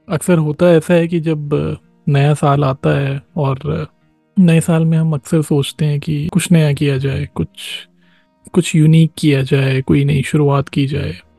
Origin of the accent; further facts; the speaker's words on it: Bihar, India; जो मेरा गांव है यहीं बिहार में